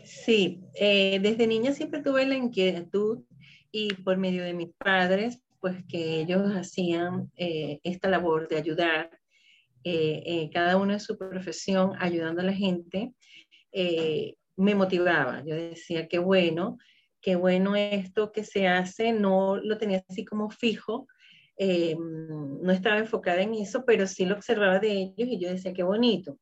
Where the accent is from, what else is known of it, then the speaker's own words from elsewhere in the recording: Venezuela; soy de Venezuela